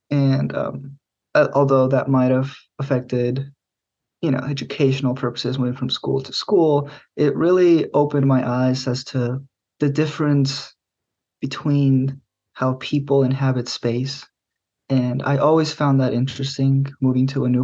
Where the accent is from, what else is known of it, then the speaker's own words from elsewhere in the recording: central Mexico, Mexico; also born or lived in Middle Tennessee, United States; now in United States; I was born in Middle Tennessee, here in the states, but I grew up in Central Mexico, and my family moved around a lot.